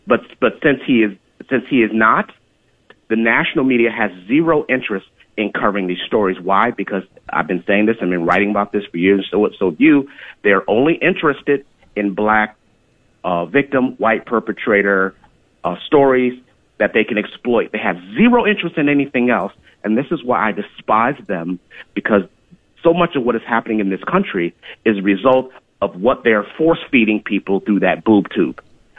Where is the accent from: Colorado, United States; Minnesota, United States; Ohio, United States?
Ohio, United States; Cleveland; also born or lived in Chicago; And I grew up in Cleveland and Chicago.